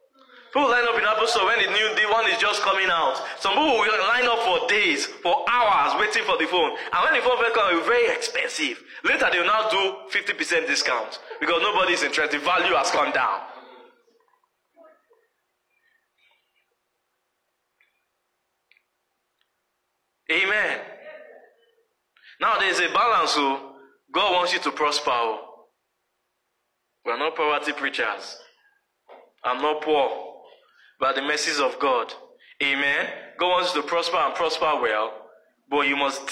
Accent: Nigeria; moved away as an adult; when I was coming from Nigeria

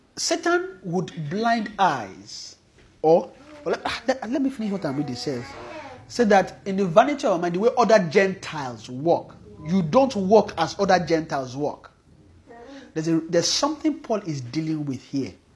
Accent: Nigeria; especially if we are from Nigeria

